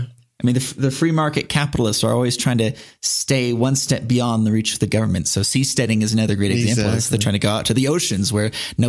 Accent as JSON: {"language": "English", "town": "San Diego", "region": "California", "country": "United States", "tie": "born or raised there", "said": "I'm from San Diego, which is a very comfortable place. Yeah. But in that way, it's sort of a prison. I spent the first 18 years of my life there"}